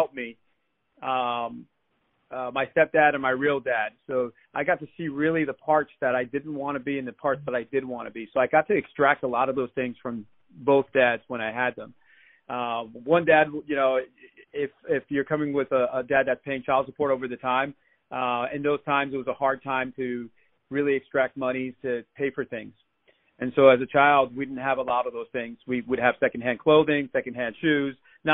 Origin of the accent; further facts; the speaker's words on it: New York City, New York, United States; I'm originally from New York City, Queens, born and raised.